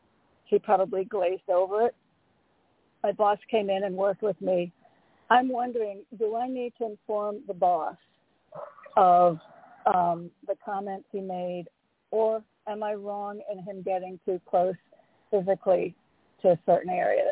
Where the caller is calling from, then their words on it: Connecticut, United States; in Connecticut.